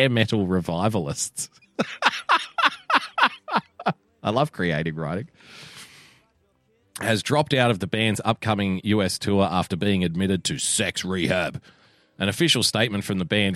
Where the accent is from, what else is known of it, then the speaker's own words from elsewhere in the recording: Australia; even as an Australian